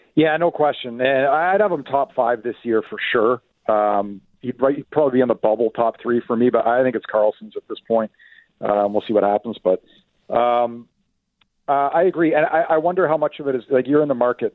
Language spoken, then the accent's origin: English; Ottawa, Ontario, Canada; moved away; I grew up in the Ottawa area.